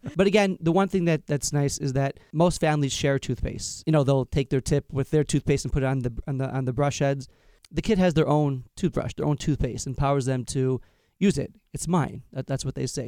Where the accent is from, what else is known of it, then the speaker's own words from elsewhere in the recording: Long Island, New York, United States; I'm from Long Island, New York